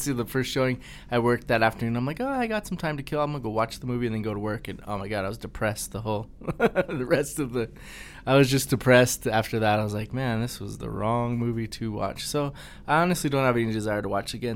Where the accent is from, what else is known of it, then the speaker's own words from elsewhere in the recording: Colorado, United States; we grew up in Colorado, there really wasn't cockroaches here